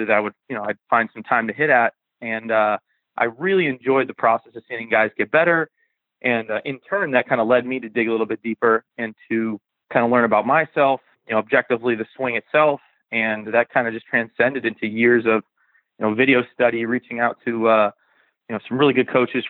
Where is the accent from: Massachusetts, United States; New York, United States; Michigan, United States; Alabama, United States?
Massachusetts, United States; Western; I'm from the Northeast, from Western Massachusetts. I stayed local